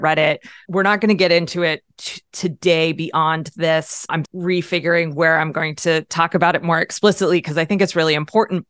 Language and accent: English; Pennsylvania, United States; I'm a Pennsylvanian, I'm an American